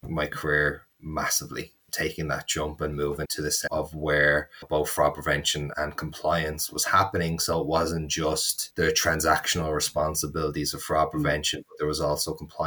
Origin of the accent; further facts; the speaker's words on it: Dublin, Leinster, Ireland; accent: Dublin; moved away as an adult; also born or lived in United States; I was in Dublin, which is where I'm from, where I am right now.